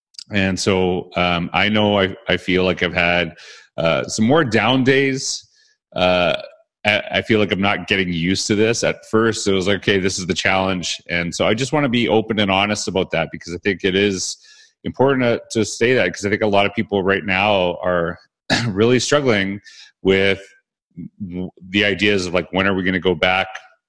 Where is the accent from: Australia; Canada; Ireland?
Canada; now Weston's from the United States, I'm from Canada